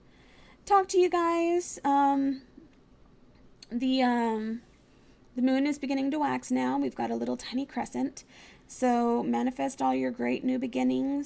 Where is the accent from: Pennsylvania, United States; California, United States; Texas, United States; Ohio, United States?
Texas, United States; moved away; also born or lived in Virginia; in Texas, I lived in the middle of nowhere. There's literally 370-something people living where I used to live. Not 1,000, 370-something people. I come from a very small town